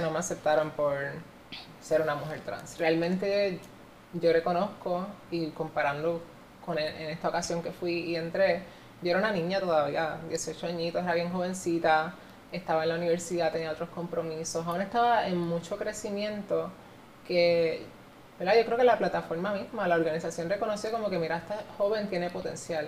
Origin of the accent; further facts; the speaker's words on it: Puerto Rico; yo estoy ahora mismo haciendo historia en mi país